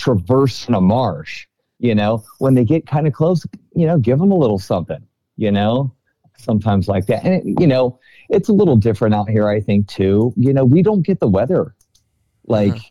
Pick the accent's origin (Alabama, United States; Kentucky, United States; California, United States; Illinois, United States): California, United States; California Delta, United States; I grew up in the Delta